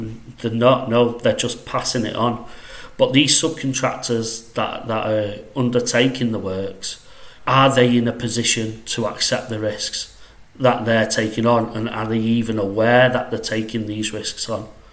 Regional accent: Salford, North West England, United Kingdom; accent: northwest; I'm from Salford, if you know where that is, uh, just outside Manchester. So, uh, yeah, that's where I'm from. That's where I currently am.

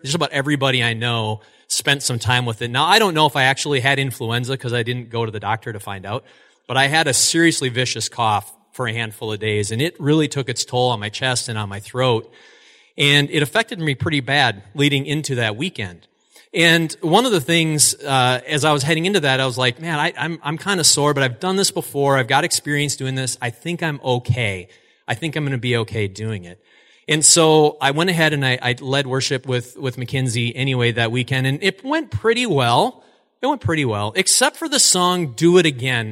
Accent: Altoona, Wisconsin, United States; also born or lived in Eau Claire, Wisconsin; I grew up in Altoona, Wisconsin, which is right next door. It's a sister city to us here in Eau Claire

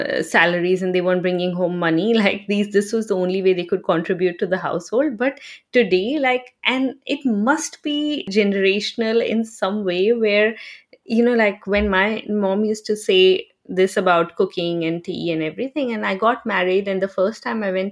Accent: Bihar, India; moved away; I'm from Bihar, right? So I still have family there.

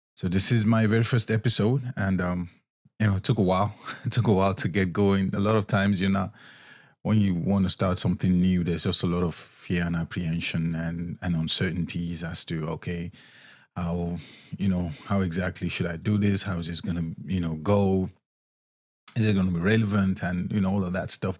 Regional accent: Nigeria; moved away as an adult; also born or lived in Scotland; now in United States; I was born and raised in Nigeria

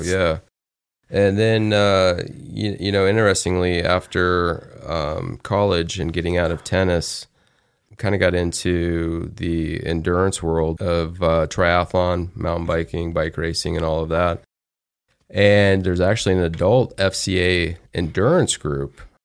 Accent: Alabama, United States; also born or lived in Phoenix, Arizona; now in Idaho, United States; I was in the South, so I was in Alabama, and that's uh, where I played actually baseball and then continued to play baseball when we moved from Alabama to Phoenix, Arizona.

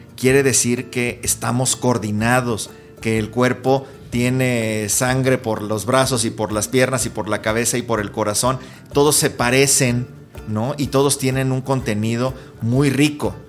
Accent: Cuernavaca, Morelos, Mexico; now in Mexico City, Mexico; en Cuernavaca, de donde yo nací

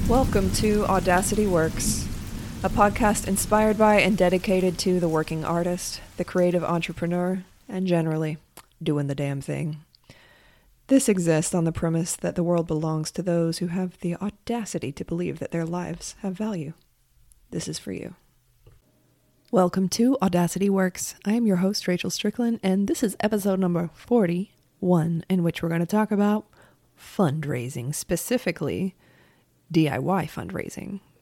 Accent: United States; as an American, I have a very American perspective

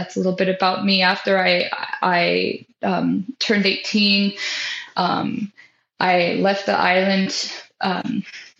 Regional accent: Sitka, Alaska, United States; moved away as an adult; also born or lived in California / Oklahoma; now in North Carolina, United States; I was born in California, but I moved to Alaska when I was so young. And so lived there my entire life

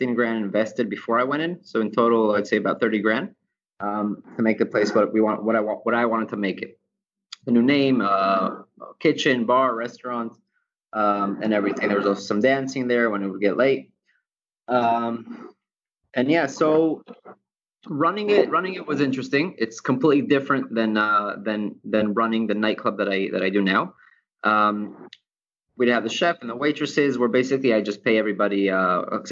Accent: Israel; also born or lived in United States; now in Ecuador; growing up in Israel, at a very young age, I started working at a bar

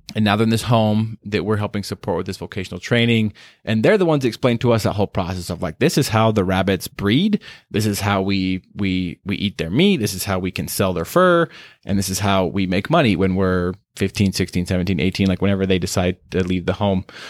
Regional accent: Star Valley, Wyoming, United States; moved away as an adult; also born or lived in Dominican Republic; now in Utah, United States; I grew up in Wyoming, um, very small town person, grew up just very sheltered life, very, uh, good life in just the, in Star Valley, Wyoming, that's where I'm from

